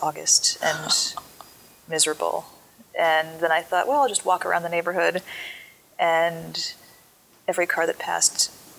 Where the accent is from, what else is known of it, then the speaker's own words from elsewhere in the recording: Southern California, United States; moved away as an adult; also born or lived in San Francisco, United States; now in Miami, United States; I grew up in Southern California